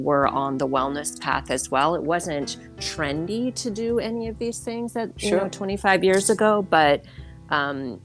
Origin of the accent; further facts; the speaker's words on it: Oakland, California, United States; also born or lived in Berkeley, California / Sacramento, California / Santa Cruz, California / Alameda, California; We were born at Kaiser Hospital in Oakland.